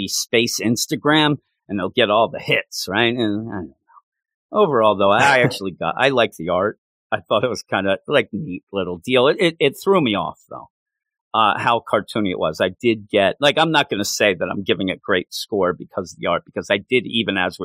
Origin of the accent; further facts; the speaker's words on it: Quakertown, Pennsylvania, United States; my hometown of Quakertown